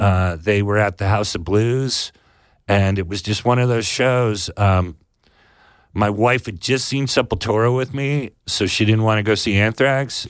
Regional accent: Sonoma, California, United States; I grew up in Sonoma

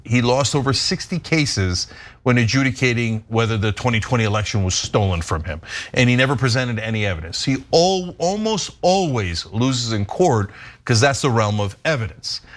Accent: New York area, United States; When I was growing up in the New York area in the nineteen eighties

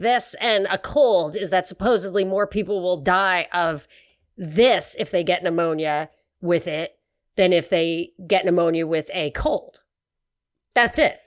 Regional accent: New York, United States; moved away; also born or lived in Houston; I grew up in New York

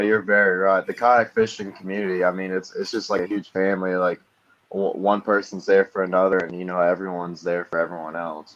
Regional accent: Fort Wayne, Indiana, United States; I'm from Fort Wayne, Indiana.

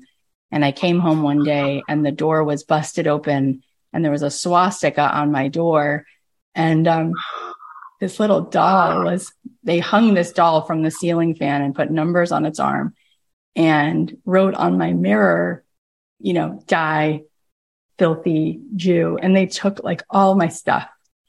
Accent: Florida, United States; When I was in college, I grew up in Florida. I went to Florida State. And I never really thought about being different or being Jewish. I grew up really secular.

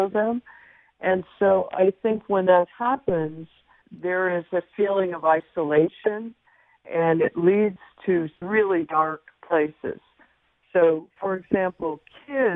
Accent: San Francisco, California, United States; growing up in San Francisco

